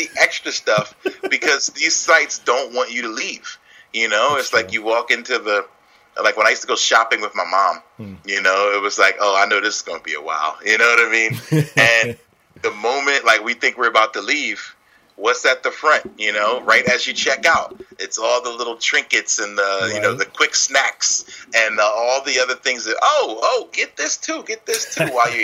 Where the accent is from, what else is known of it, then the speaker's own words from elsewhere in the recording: Philadelphia, Pennsylvania, United States; I'm from Philly